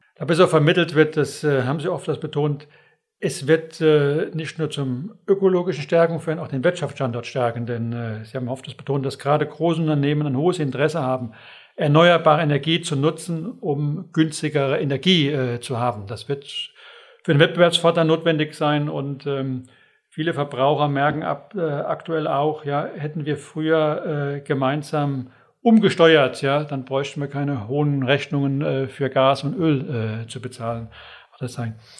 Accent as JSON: {"language": "German", "area": "Westerwald", "region": "Rhineland-Palatinate", "country": "Germany", "said": "Ich bin aus Überzeugung äh, Westerwälder"}